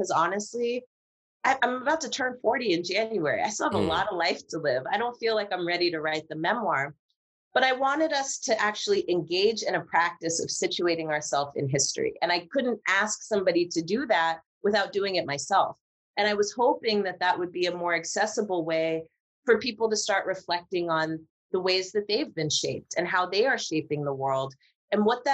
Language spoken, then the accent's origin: English; Marin County, California, United States; I'm from Marin County